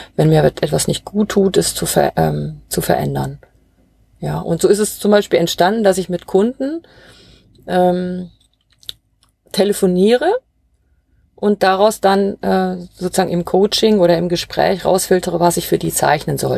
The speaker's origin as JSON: {"language": "German", "area": "Ruhr area", "region": "North Rhine-Westphalia", "country": "Germany", "moved": "yes", "lives_now": "Bavaria, Germany", "said": "ich komme ja ursprünglich aus dem Ruhrgebiet"}